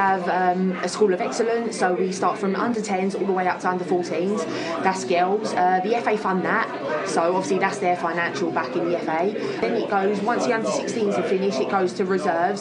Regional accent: Kent, South East England, United Kingdom; I'm originally from Kent

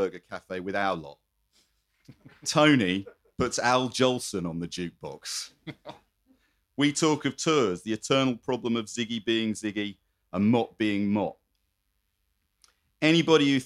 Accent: Croydon, London, United Kingdom; I come from Croydon. I'm militantly pro Croydon

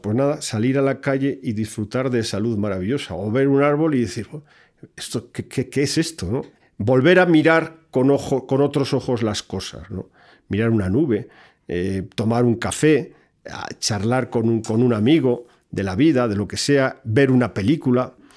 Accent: Spain; en mi país

